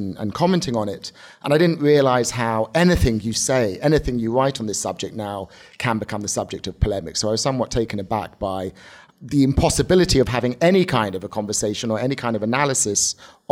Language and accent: English; United Kingdom; now in United States; growing up as in Britain and then as becoming an American Jew